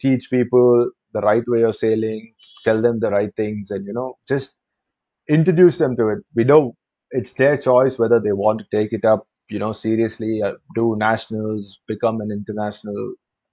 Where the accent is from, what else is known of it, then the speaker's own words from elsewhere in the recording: Chennai, Tamil Nadu, India; I'm from Chennai